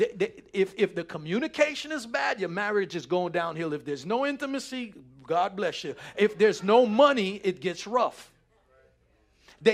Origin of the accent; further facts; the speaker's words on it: New York City, New York, United States; growing up in New York City, it was all, yo, we from the hood